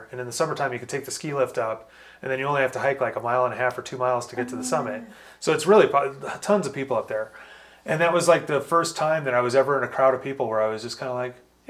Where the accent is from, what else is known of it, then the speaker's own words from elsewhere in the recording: Los Angeles, California, United States; moved away as an adult; especially when I lived in LA, I grew up in Los Angeles, and I moved here in my late 20s.